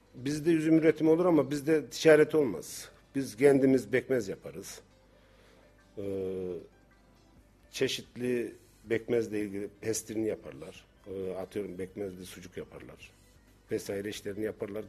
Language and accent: Turkish; Incesu, Kayseri Province, Turkey; bizim köyde kırsal kesim e, yüzde yirmi beşi taş kırarız.